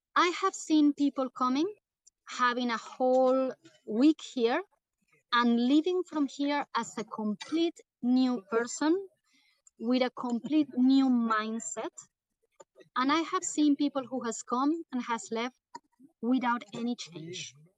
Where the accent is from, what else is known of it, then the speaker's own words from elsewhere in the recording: South Region, Brazil; moved away; I am from Brazil, the south of Brazil.